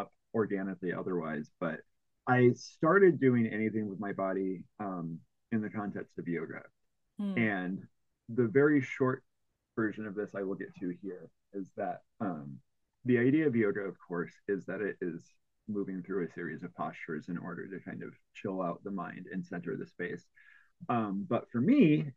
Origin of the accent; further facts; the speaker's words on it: Bloomington, Illinois, United States; now in Oakland, United States; I grew up in the Midwest, like the very almost like dead center of Illinois, in a twin cities called Bloomington Normal